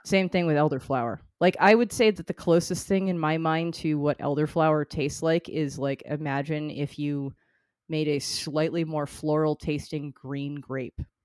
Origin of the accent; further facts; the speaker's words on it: North Shore, Massachusetts, United States; I come from the North Shore